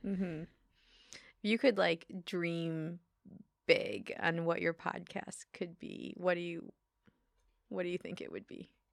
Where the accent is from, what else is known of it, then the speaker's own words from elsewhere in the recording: Detroit, Michigan, United States; moved away as an adult; also born or lived in Chicago / Bay Area; now in Humboldt County, United States; I grew up in Detroit